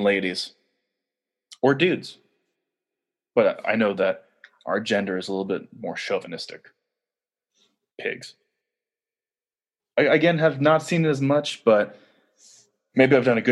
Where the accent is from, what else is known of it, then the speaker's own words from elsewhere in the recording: California, United States; I'm from California